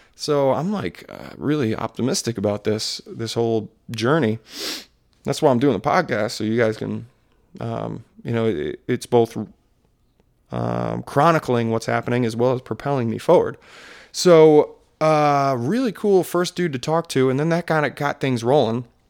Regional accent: Maryland, United States; accent: Maryland; my Maryland accent

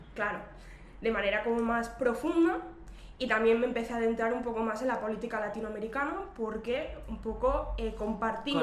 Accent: Terrassa, Catalonia, Spain; yo, soy, de Tarraso, que es eh, un municipio de la provincia de Barcelona

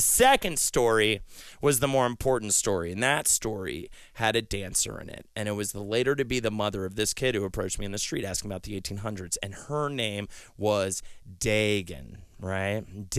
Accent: the South, United States; All my listeners out there know that I come from the South, but it's kind of like they don't know where in the South.

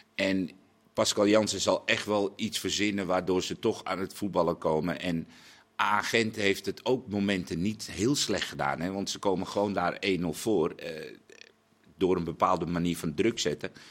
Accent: Netherlands; wij gewoon Nederlanders

